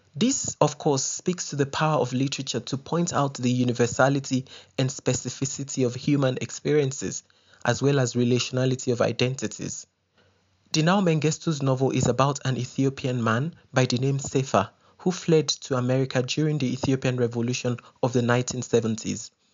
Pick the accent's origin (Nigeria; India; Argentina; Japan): Nigeria; Ibadan, Oyo; moved away as an adult; now in South Africa; I spent my formative and adult years in Ibadan, one of Nigeria's most popular and populous cities.